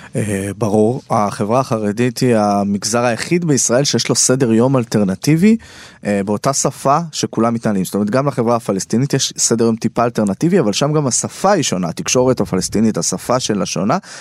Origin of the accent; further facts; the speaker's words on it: Beit Shemesh, Jerusalem District, Israel; moved away as an adult; now in Tel Aviv, Israel; אני גר אה, בתל אביב וגדלתי בית שמש, ירושלים, על הציר הזה